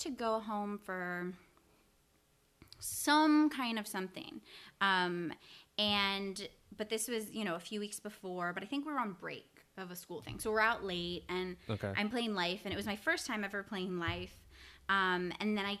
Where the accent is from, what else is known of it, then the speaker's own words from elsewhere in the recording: Houston, Texas, United States; I'm from Houston